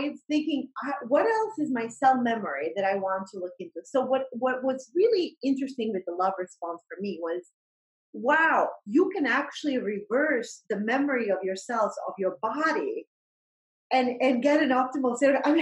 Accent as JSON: {"language": "English", "country": "Bosnia & Herzegovina", "tie": "born or raised there", "moved": "yes", "said": "I I grew up in during the war and Bosnian War"}